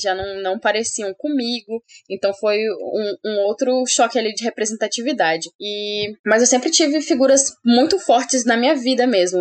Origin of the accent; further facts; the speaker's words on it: Rondônia, Brazil; also born or lived in Paraná; eu sou daqui de Rondônia, né? A maior parte da minha infância. Então, eu estudei aqui em Rondônia